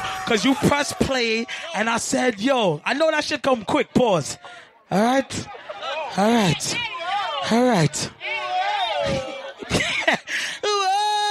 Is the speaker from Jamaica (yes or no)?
yes; Jamaica; I'm Jamaican. Boy, if you disrespect me, you know I disrespect you back.